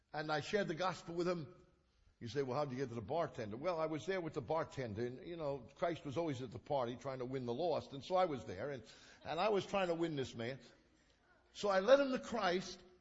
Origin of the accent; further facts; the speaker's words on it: New York City, New York, United States; We lived in Coney Island. I was raised in Coney Island.